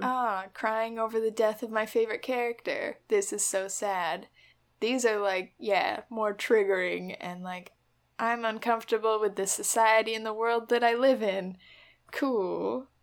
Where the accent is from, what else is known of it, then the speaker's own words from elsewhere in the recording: United States; as an American